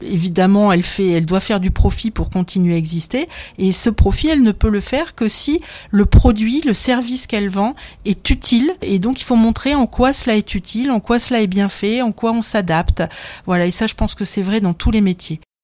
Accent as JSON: {"language": "French", "town": "Dunkirk", "region": "Hauts-de-France", "country": "France", "tie": "born or raised there", "said": "à 14 ans alors que j'habitais Dunkerque"}